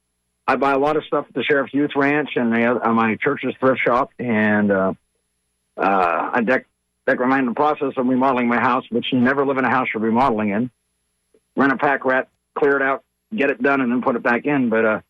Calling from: Dunedin, Florida, United States; I'm calling from Dunedin, or actually Dunedin, because the cool people live in Dunedin and all the snobs live in Dunedin.

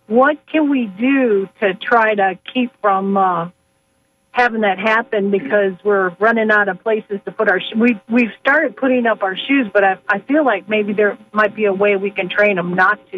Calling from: Auburndale, Florida, United States; Oh, very good. I am from Auburndale

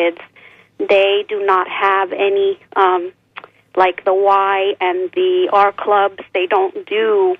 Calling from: Clearwater, Florida, United States; from Clearwater.

